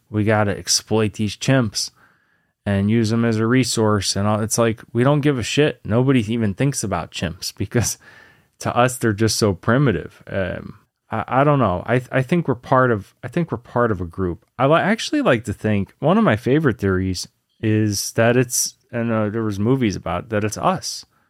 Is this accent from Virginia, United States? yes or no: yes; Lynchburg, Virginia, United States; also born or lived in New York; when I was a kid, I grew up in Virginia, in, you know, kind of a southern town, Lynchburg, Virginia.